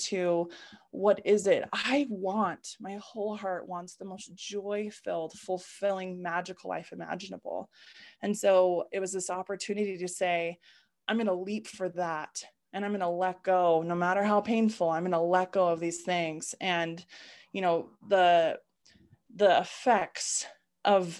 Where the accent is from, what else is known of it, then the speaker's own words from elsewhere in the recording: Utah, United States; I grew up in Utah, born and raised in what I call the bubble of Utah